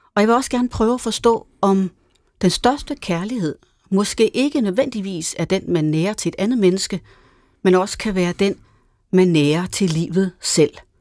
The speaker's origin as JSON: {"language": "Danish", "country": "Denmark", "tie": "born or raised there", "said": "hjemme på græsplænen i Hastenen, hvor jeg voksede op."}